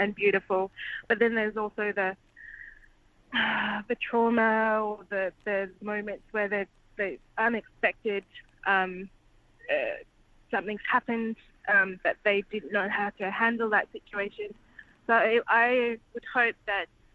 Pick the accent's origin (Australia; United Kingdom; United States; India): Australia; Perth, Western Australia; I'm from Perth and my experiences are different